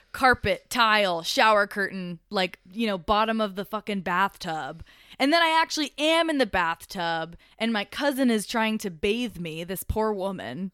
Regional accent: Colorado, United States; also born or lived in Miami, Florida; I'm from Colorado

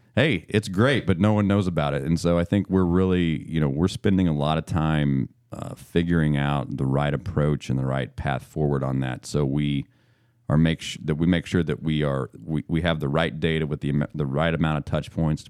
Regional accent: Missouri, United States; now in Maryland, United States; I'm born and raised in Missouri, and, uh, I grew up eating pork steak

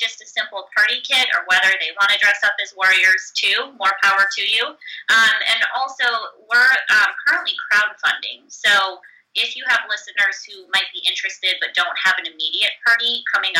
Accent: Chicago, Illinois, United States; moved away as an adult; now in Seattle, United States; I grew up in Chicago and, you know, lived and worked in the Midwest for almost 8 years before moving out to Seattle

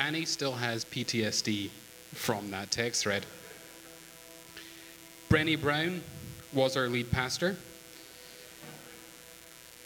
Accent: United Kingdom; moved away; I am British

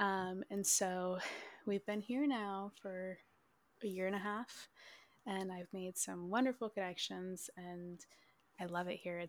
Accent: Minnesota, United States; So I'm actually originally from Minnesota. This was my like 17th move though.

